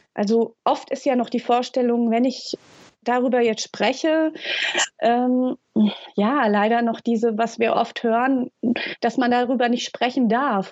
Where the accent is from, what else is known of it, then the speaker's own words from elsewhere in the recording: Hesse, Germany; moved away as an adult; now in Lübeck, Germany; komme ursprünglich aus Hessen und wohne seit sieben Jahren in, in dem schönen Norden